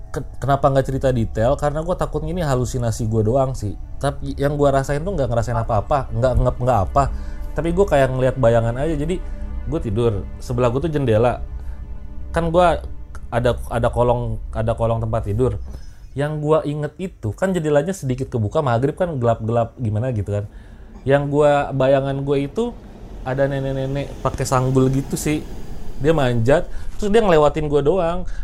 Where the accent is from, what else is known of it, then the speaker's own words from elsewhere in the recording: Garut, West Java, Indonesia; gue pernah ngalamin sekali itu di kampung gue ya, di Garut padahal lagi lebaran